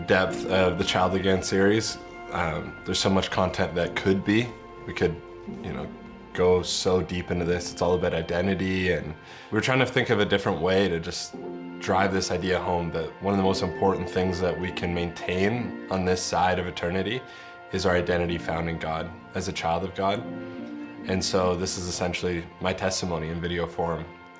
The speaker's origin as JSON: {"language": "English", "town": "Cobourg", "region": "Ontario", "country": "Canada", "tie": "born or raised there", "said": "I grew up in Cobourg, Ontario. It has 18,500 people. The half of 1,000 is really important. For everyone in Cobourg, it was a pretty typical Ontario rural small town."}